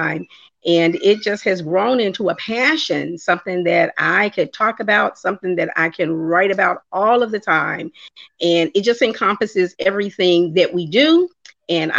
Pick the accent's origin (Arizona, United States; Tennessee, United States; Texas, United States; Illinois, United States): Illinois, United States; Chicago; I hail from Chi-Town, Chicago